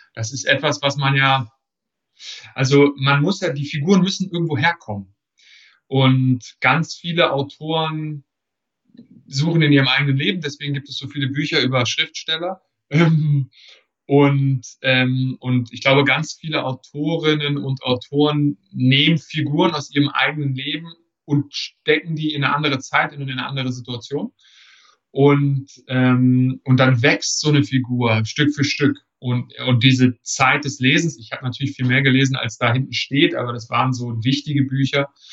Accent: Germany; als Deutsche

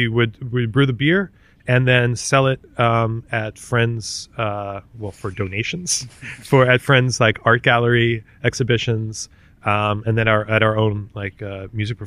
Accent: Maryland, United States; moved away as an adult; also born or lived in Washington, D.C.; now in Berlin, Germany; I'm an American from originally Maryland

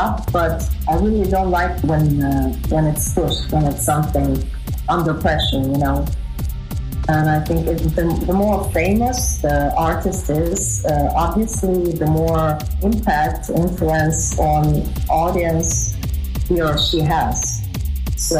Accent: Donetsk, Donetsk Oblast, Ukraine; English is a second language; now in Kyiv, Ukraine; I'm a musician from Kiev, Ukraine, originally from Donetsk.

